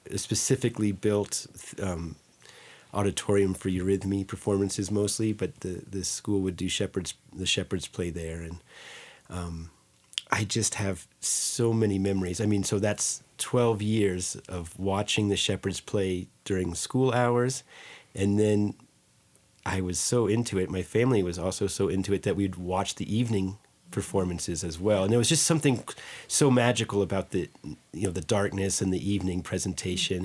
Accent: Green Meadow, New York, United States; growing up in Green Meadow

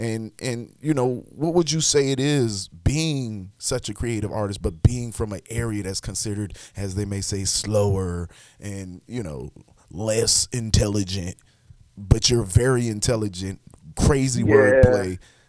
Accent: Charleston, South Carolina, United States; now in Charlotte, United States; I'm from South Carolina originally. I'm from Charleston, South Carolina myself.

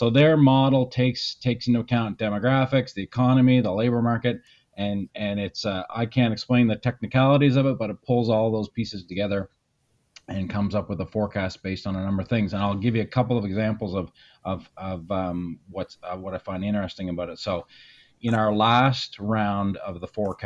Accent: Saint John, New Brunswick, Canada; also born or lived in Inuvik, Northwest Territories; I grew up in St. John for the most part.

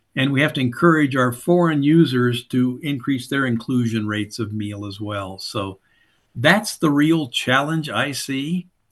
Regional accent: Southern Indiana, United States; fundamentally a backwoods Southern Indiana hillbilly farm kid. Grew up on a small, uh, small farm

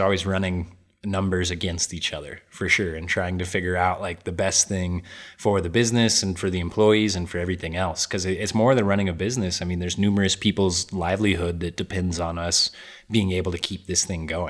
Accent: Albuquerque, New Mexico, United States; now in Flagstaff, United States; I am, born and raised in Albuquerque

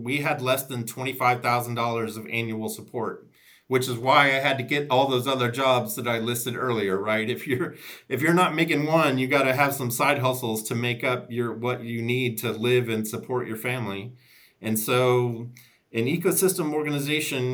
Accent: Chicago, Illinois, United States; also born or lived in Wilmington, North Carolina; now in Raleigh, United States; I'm an Irish kid from Chicago

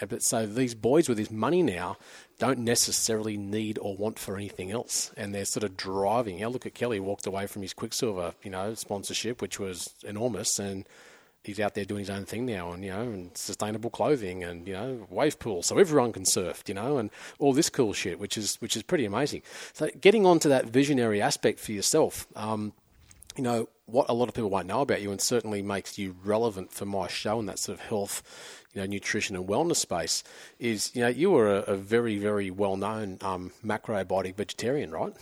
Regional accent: Avoca Beach, New South Wales, Australia; I grew up in Avoca down the central coast

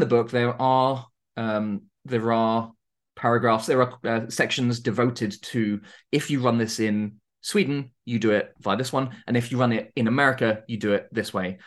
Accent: Surrey, South East England, United Kingdom; I'm from the U K. I grew up in Surrey, which isn't, isn't Norfolk.

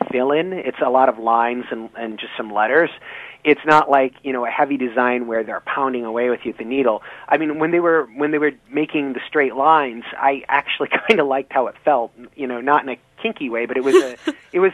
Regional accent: Flint, Michigan, United States; moved away as an adult; also born or lived in East Lansing, Michigan; now in Boston, United States; I'm from Michigan originally. I grew up in Flint

